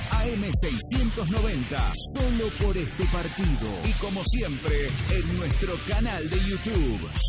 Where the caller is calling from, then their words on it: Ferrere, Buenos Aires Province, Argentina; de la Ferrere